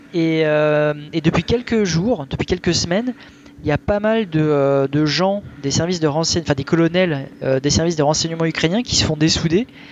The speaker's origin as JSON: {"language": "French", "country": "France", "said": "chez nous en France"}